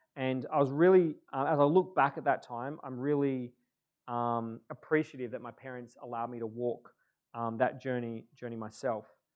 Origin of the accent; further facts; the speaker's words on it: Moe, Victoria, Australia; also born or lived in Churchill; I was born in the Gippsland in a town called Maui